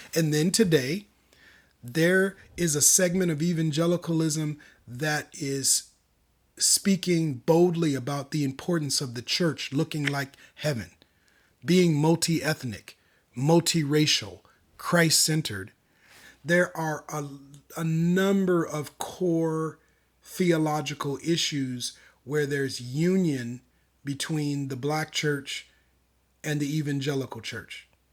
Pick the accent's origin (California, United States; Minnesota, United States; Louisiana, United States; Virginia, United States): Minnesota, United States; Minneapolis; now in Sacramento, United States; Born and raised in Minneapolis, specifically, uh, the South Side of Minneapolis